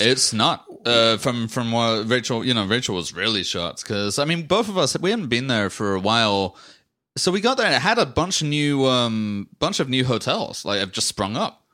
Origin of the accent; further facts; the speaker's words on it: England, United Kingdom; moved away as an adult; now in United States; I grew up in England